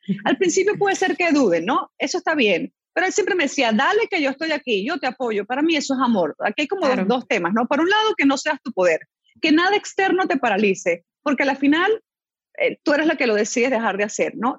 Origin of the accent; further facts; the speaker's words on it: Venezuela; moved away as an adult; also born or lived in Chile; now in Panama; me crié en Venezuela